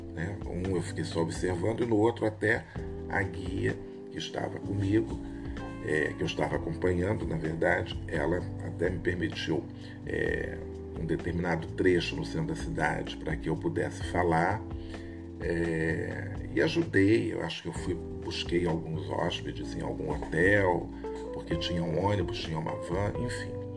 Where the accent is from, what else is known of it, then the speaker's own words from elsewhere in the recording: Rio de Janeiro, Brazil; eu sou do Rio de Janeiro